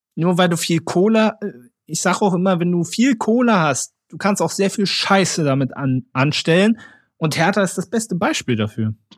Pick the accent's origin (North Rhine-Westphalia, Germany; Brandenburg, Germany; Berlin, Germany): Berlin, Germany; Ich bin ja Berliner